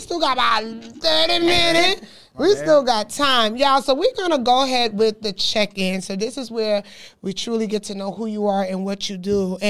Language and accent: English; New York, United States; Born there, raised in Brooklyn.